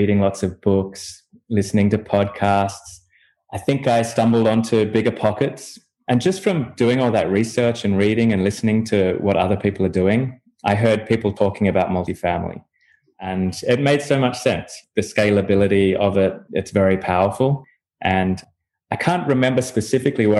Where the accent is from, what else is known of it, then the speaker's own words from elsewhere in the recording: Australia; also born or lived in Europe / United States; now in Miami, United States; I'm from Australia originally. I've moved around the world a little bit, lived